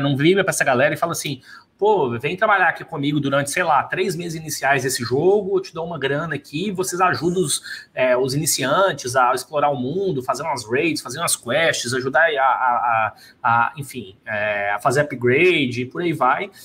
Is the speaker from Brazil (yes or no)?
yes; Brazil; moved away; somos empreendedores e somos brasileiros